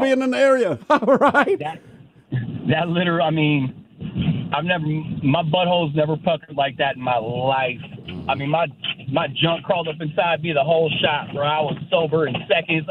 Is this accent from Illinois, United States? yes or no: no; the Bay Area, California, United States; I'm from the Bay Area. I lived in the hood.